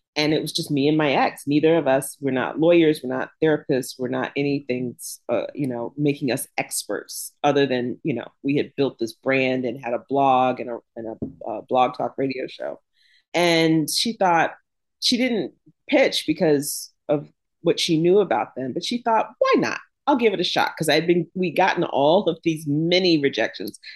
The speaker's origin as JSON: {"language": "English", "town": "Jacksonville", "region": "Florida", "country": "United States", "tie": "born or raised there", "also_born_or_lived": "Pittsburgh, Pennsylvania", "moved": "yes", "lives_now": "Oxford, Mississippi, United States", "said": "I grew up in the South, um, Jacksonville, Florida"}